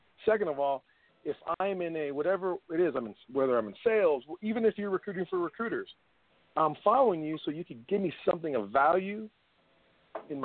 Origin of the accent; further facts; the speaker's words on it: San Antonio, Texas, United States; we're from the same city. We're from San Antonio.